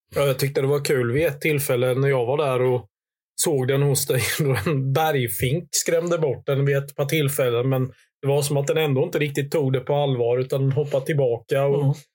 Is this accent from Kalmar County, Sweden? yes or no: yes; Hultsfred, Kalmar County, Sweden; från den här bygden där jag växte upp i Hultsfred i östra Småland.